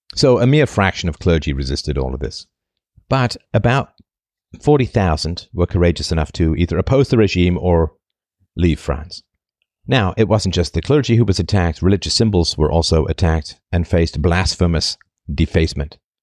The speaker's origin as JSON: {"language": "English", "country": "United Kingdom", "accent": "vague British", "said": "my vague British accent"}